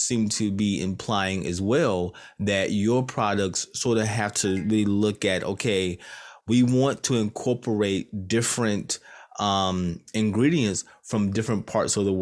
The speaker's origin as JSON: {"language": "English", "region": "North Carolina", "country": "United States", "tie": "born or raised there", "moved": "yes", "lives_now": "Virginia, United States", "said": "I was born and raised in the boonies of North yeah. Carolina"}